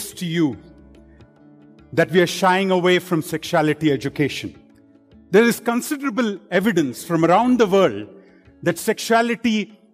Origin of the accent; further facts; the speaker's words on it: India; I grew up in India in a, you know, middle class family